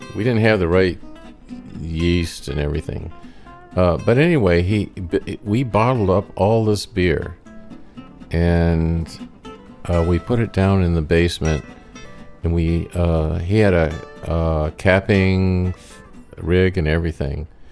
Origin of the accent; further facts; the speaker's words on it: Maine, United States; also born or lived in Detroit, Michigan; we lived in Maine and we came from Detroit, and I was born in Detroit